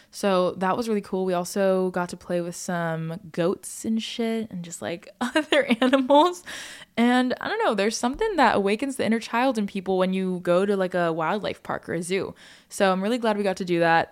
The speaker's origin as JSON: {"language": "English", "country": "United States", "said": "as an American"}